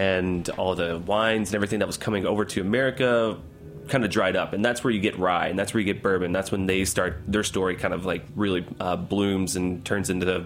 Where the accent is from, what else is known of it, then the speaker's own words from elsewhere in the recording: Kentucky, United States; I grew up in Kentucky